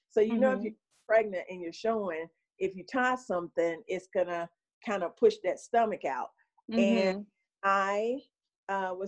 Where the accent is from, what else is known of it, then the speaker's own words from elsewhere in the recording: Gastonia, North Carolina, United States; I'm from Gastonia, North Carolina, right next door